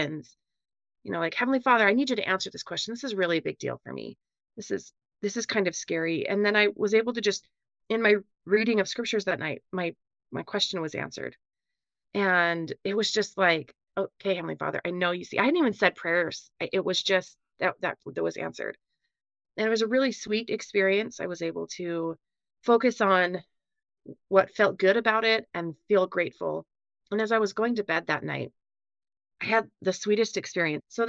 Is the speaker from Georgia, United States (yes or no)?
no; West Valley City, Utah, United States; also born or lived in Logan, Utah / Iowa; I grew up in West Valley. That's in Utah